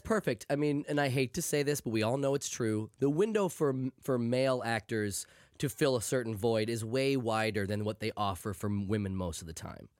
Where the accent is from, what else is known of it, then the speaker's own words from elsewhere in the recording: United States; I am old and from America